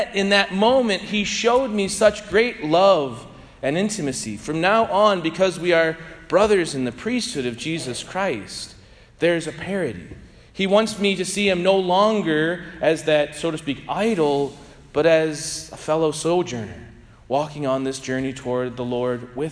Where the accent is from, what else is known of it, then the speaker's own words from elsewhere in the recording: St. Louis, Missouri, United States; I grew up in St. Louis near Benedictine Abbey when my grandparents were parishioners.